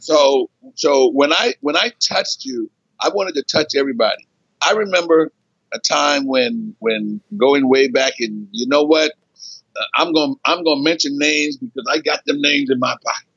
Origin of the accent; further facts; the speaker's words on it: Philadelphia, Pennsylvania, United States; moved away as an adult; also born or lived in Scottsbluff, Nebraska; I grew up in Philly.